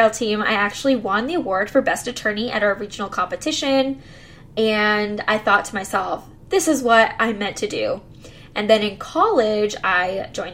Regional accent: McAllen, Texas, United States; also born or lived in College Station, Texas; I'm from South Texas, McAllen to be more specific if you know where that is, and I went to Mac High

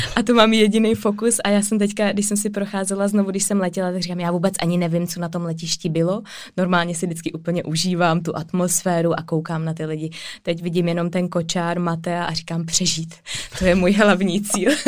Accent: Czechia; jsme my Češi jako rodiče

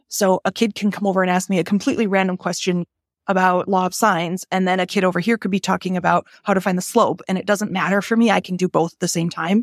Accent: Green Bay, Wisconsin, United States; I grew up in Green Bay

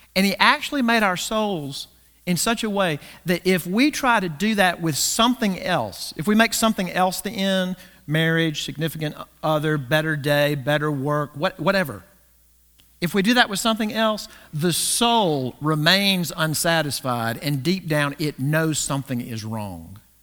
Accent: the South, United States; growing up in the South

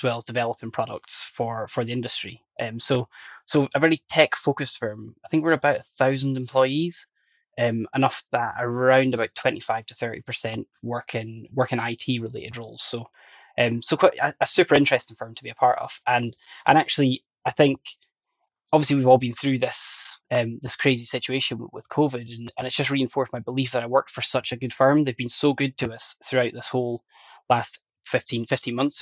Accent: Northern Ireland, United Kingdom; also born or lived in Northwest Highlands, Scotland; I grew up in Northern Ireland in relative poverty.

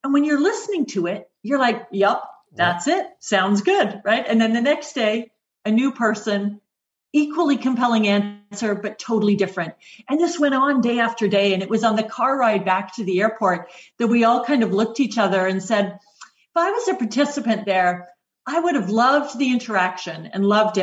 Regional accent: Oshawa, Ontario, Canada; moved away as an adult; also born or lived in United Kingdom; I grew up just outside Oshawa, which is a GM town

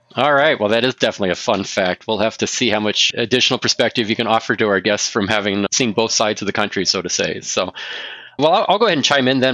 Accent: West Central Indiana, United States; also born or lived in Eastern Ohio; now in Bismarck, United States; I hail now presently uh, in Bismarck, North Dakota, but I'm originally from West Central Indiana

